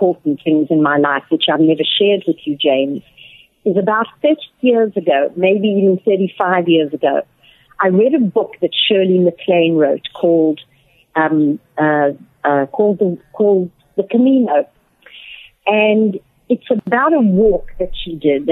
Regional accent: South Africa; moved away as an adult; now in Atlanta, United States; I'm originally from South Africa, as some of you may have gathered by my accent. I've been back living in America for the last 6 years, and I live in Atlanta, Georgia

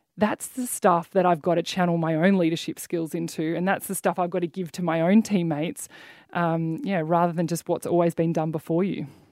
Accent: Mornington Peninsula, Victoria, Australia; I grew up down the Mornington Peninsula

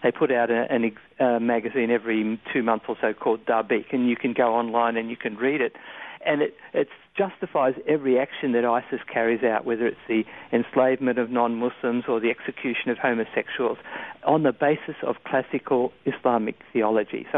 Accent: Australia; Australians by nature, we tend to be pretty easygoing and reasonably accepting of other cultures

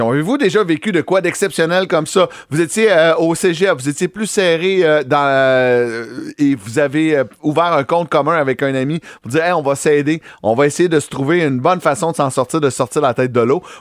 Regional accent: Trois-Rivières, Quebec, Canada; moved away

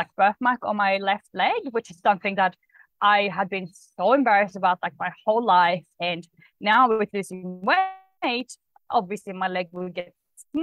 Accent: Sweden; English is a second language; moved away as an adult; also born or lived in Australia; now in Bali, Indonesia; I am from Sweden, so that's why I have a bit of an accent, but I lived in Australia for about 8.5 years. Only just relocated to Bali

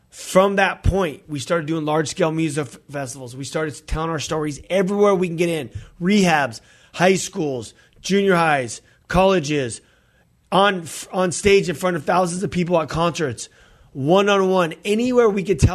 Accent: California, United States; Funny enough, because we're from California.

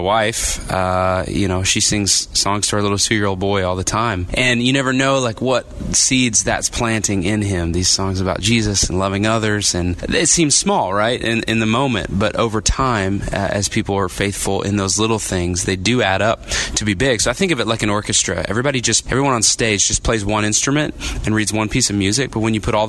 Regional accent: Texas, United States; I grew up in Texas

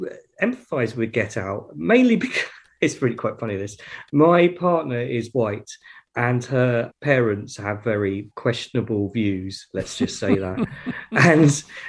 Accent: United Kingdom; I'm a British guy

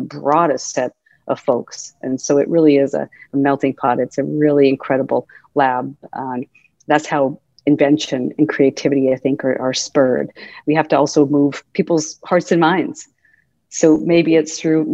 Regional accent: Helena, Montana, United States; moved away as an adult; also born or lived in Massachusetts; growing up in Helena, Montana was wonderful. I loved growing up in Montana.

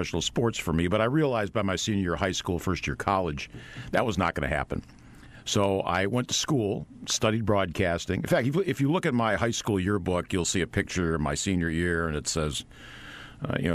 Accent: Tonawanda, New York, United States; I grew up outside Buffalo, New York, a city called Tonawanda

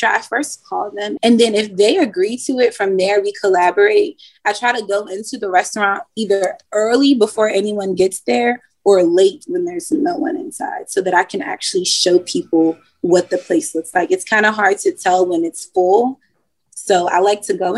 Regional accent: Washington, District of Columbia, United States; now in Richmond, United States; I'm from Washington, D.C.

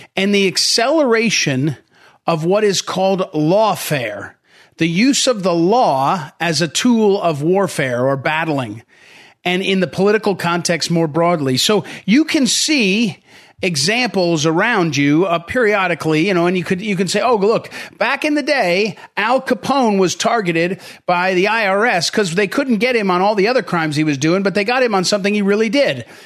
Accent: St. Louis, Missouri, United States; now in Northern Virginia, United States; I'm from St. Louis, Missouri, but I now live in yeah. Northern Virginia.

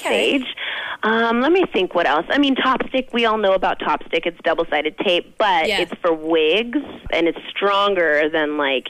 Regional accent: Phoenix, Arizona, United States; I grew up in Phoenix, Arizona.

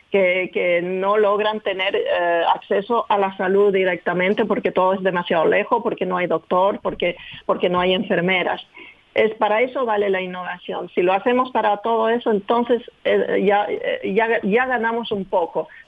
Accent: Chile; Pues el camino empezó de manera increíble porque yo nací en Chile, de mis padres franceses, venidos en Chile para enseñar el francés en la Alianza Francesa, pero fui educada por una nani eh, que era chilena, del sur de Chile

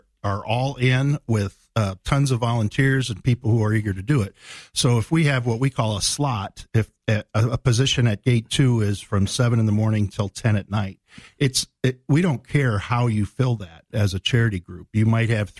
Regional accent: Illinois Valley, United States; Greg and I grew up in the same part of the world. And I don't think at the time when we were growing up in the Illinois Valley

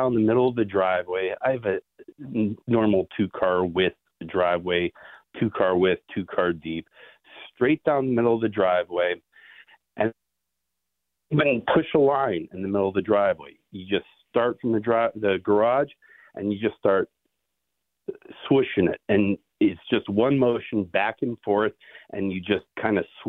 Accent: Buffalo, New York, United States; now in Pittsburgh, United States; I grew up in Buffalo

